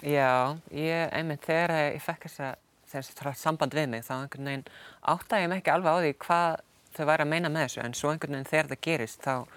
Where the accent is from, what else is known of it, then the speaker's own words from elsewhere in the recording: Stóra-Búrfell farm, Austur-Húnavatnssýsla, Northwestern Region, Iceland; moved away as an adult; also born or lived in Akureyri; now in United Kingdom; ég er fættu uppalinn á Sveitabæ í austur húnavansíslu eh, sem heitir Storabúrfell